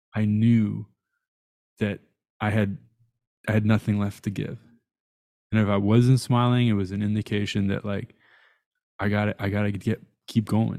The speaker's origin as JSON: {"language": "English", "town": "Tehran", "region": "Tehran Province", "country": "Iran", "tie": "born or raised there", "said": "I was born in Tehran."}